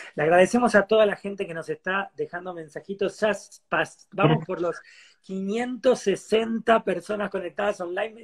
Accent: Argentina; yo soy argentino

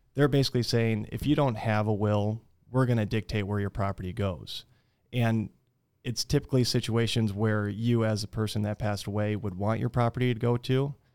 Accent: Fort Dodge, Iowa, United States; also born or lived in Minnesota; I'm originally from Fort Dodge, was raised here

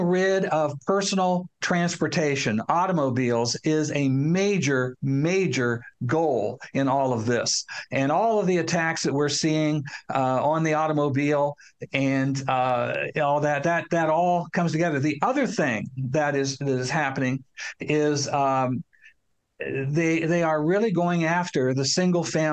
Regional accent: Newark, Ohio, United States; My hometown of Newark, Ohio, has a courthouse and a square in the center of town

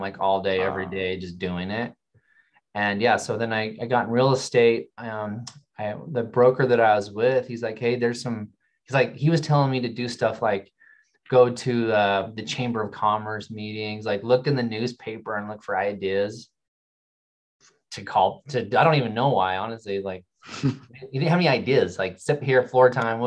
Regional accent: Utah, United States; also born or lived in Texas; I went to Texas. I'm from Utah

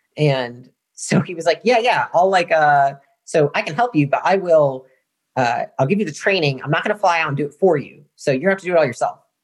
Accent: Portage, Michigan, United States; moved away as an adult; now in Austin, United States; I come from Michigan, and so that's where I was born and raised, uh, small town, Portage, Michigan, this part of the mitten.

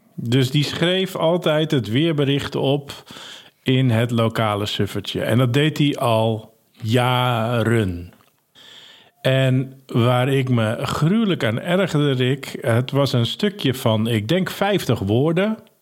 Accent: Ursem, North Holland, Netherlands; also born or lived in Hensbroek; Ik ben geboren in Ursem

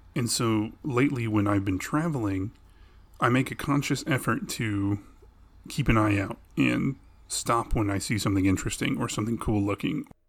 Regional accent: Arlington, Texas, United States; we grew up in Arlington, Texas, which is smack dab in between Dallas and Fort Worth

